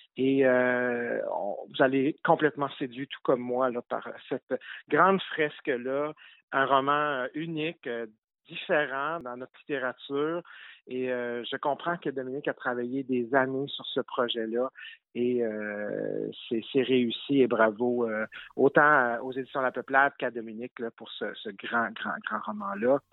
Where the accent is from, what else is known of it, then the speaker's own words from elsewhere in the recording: Gaspésie, Quebec, Canada; je suis gaspésien